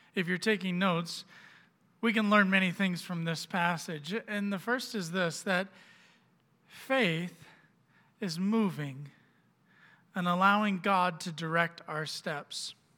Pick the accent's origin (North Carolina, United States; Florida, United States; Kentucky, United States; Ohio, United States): Florida, United States; Orlando; moved away as an adult; we were living down in Florida, which is where I'm from. I'm from Orlando